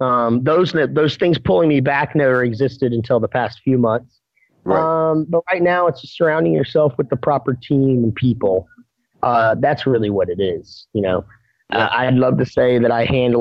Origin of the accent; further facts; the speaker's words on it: Texas, United States; I grew up in Texas, and specifically this place that I'm taking over